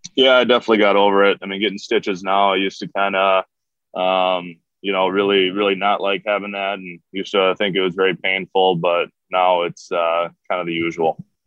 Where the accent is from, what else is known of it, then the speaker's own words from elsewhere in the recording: Minnesota, United States; growing up in Minnesota